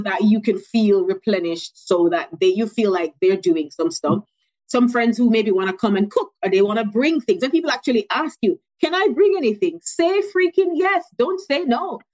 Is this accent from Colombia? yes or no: no; Jamaica; moved away; I'm born and raised in Jamaica.